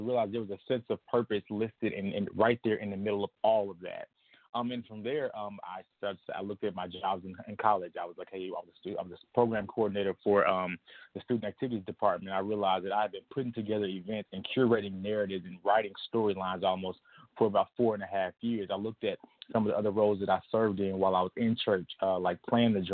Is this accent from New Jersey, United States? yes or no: no; Lithonia, Georgia, United States; now in Chicago, United States; I'm from Atlanta, Georgia. I currently live in Chicago, Illinois.